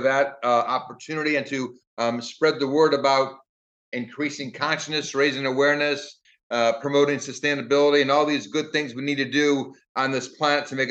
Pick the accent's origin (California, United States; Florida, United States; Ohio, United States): Ohio, United States; Brownhelm; moved away as an adult; also born or lived in New York City / Pearl Harbor, Hawaii; growing up in the 60s and 70s in Brown Helm, Ohio